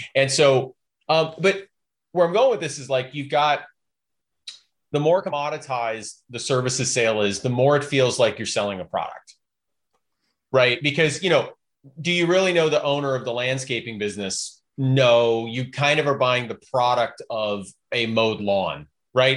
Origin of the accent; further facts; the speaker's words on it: Chicago, Illinois, United States; now in Portland, United States; I grew up in Chicago